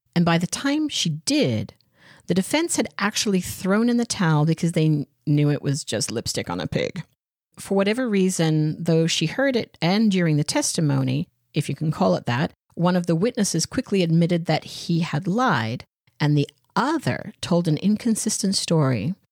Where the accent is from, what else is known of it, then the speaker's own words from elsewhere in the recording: Australia; I'm Australian